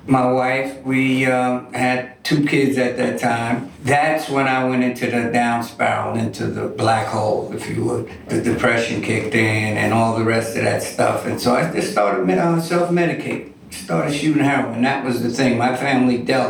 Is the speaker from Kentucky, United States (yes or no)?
no; New York City, New York, United States; also born or lived in Staten Island; I'm from New York City. Grew up in Harlem. Was in Harlem for many, many years, and my family decided to move out to Staten Island